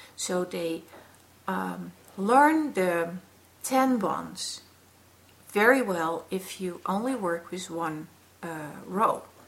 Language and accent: English; Netherlands; we are from the Netherlands